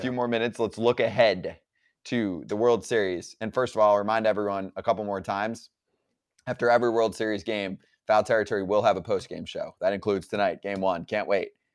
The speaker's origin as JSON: {"language": "English", "town": "Warren", "region": "New Jersey", "country": "United States", "tie": "born or raised there", "said": "My town, my specific town I grew up in called Warren, small town in North Central"}